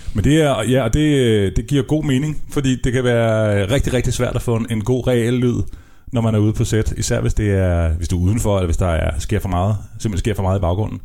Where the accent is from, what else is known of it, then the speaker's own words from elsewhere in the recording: Copenhagen, Capital Region of Denmark, Denmark; jeg er københavner